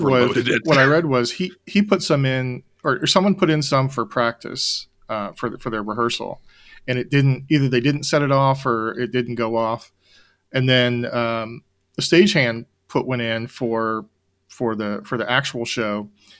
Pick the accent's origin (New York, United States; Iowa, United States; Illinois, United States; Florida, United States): Florida, United States; Cocoa Beach; my hometown of Cocoa Beach, Florida